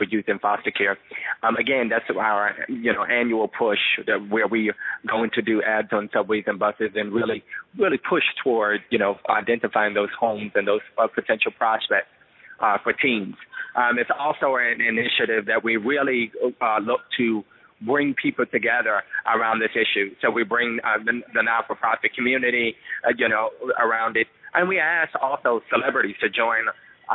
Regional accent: New York City, New York, United States; I grew up in the New York City foster care system

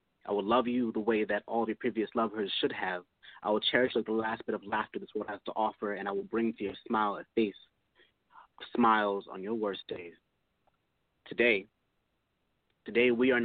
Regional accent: Hartford, Connecticut, United States; I'm a poet from Hartford, Connecticut.

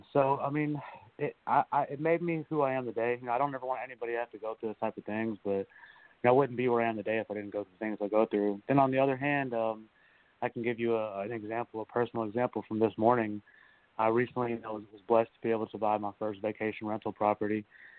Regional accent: Bronx, New York, United States; born there; Yes, sir. I was born in the Bronx. Kind of lived all over from there.

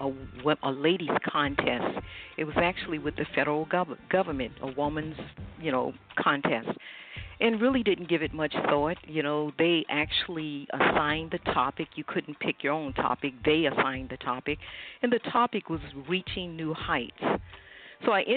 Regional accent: South Hill, Virginia, United States; moved away as an adult; I was raised in South Hill, you know, at a very young age.

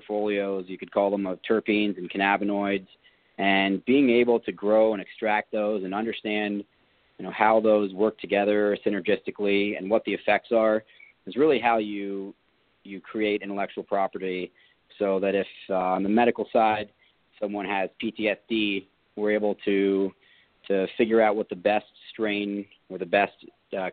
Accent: New York, United States; I'm from New York. We're not patient guys

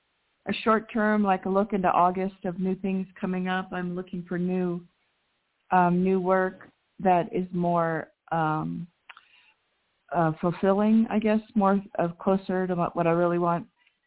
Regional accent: Seattle, Washington, United States; now in New Mexico, United States; Yeah, same as Seattle area is my hometown

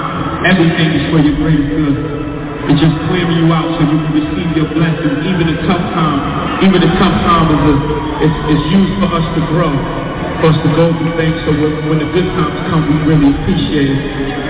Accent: Brooklyn, New York, United States; I'm from the bottom, I'm from the mud, I'm from Marquee Projects, I'm from Memphis, Stuyvesant, Brooklyn, New York City.

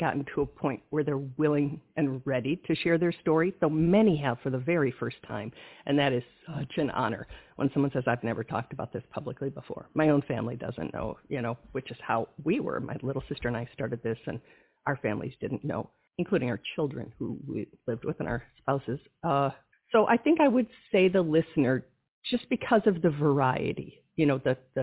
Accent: Wisconsin, United States; I'm from Wisconsin

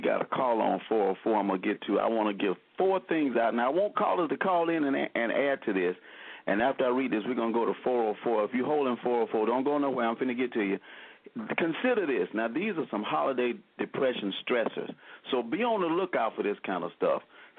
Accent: Selma, Alabama, United States; now in Birmingham, United States; our fellow Selmian

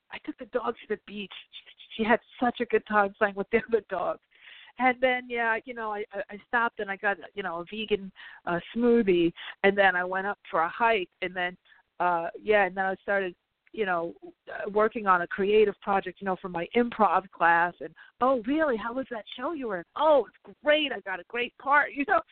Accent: New York, United States; now in La Jolla, United States; I'm from New York originally

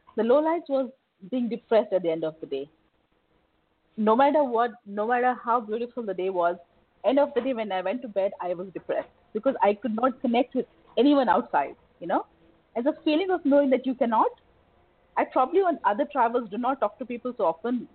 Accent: India; moved away as an adult; now in Dubai, United Arab Emirates; I'm an Indian

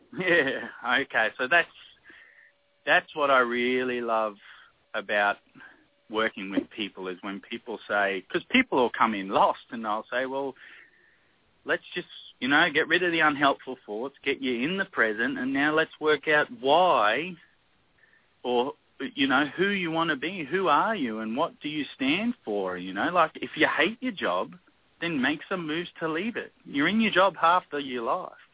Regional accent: Australia; moved away as an adult; I'm from Australia, so where I was grew up or where I lived with my kids when they were really young, it's endless summer. We don't have a winter.

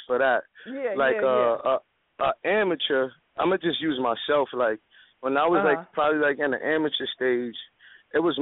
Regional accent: New York City, New York, United States; I come from Uptown Westside Dykeman where things is kind of real

